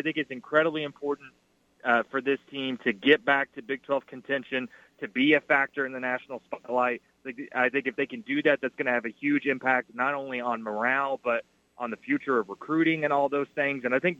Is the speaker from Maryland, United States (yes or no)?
no; Stilwell, Oklahoma, United States; I certainly had opportunities growing up in Stillwell, Oklahoma, but I can't say I ever did that. I don't know if that means I'm not a true Okie